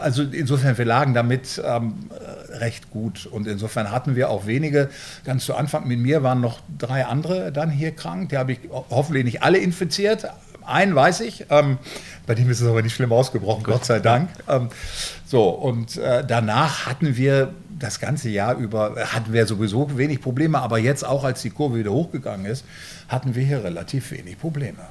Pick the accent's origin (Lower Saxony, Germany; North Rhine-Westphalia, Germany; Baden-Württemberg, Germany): North Rhine-Westphalia, Germany; Bielefeld; also born or lived in Münster; now in Flensburg, Germany; ich komme aus Bielefeld